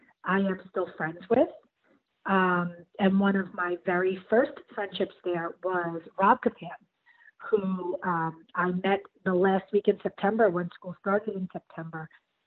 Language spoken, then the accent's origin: English; New York City, New York, United States; Well, I'm from Staten Island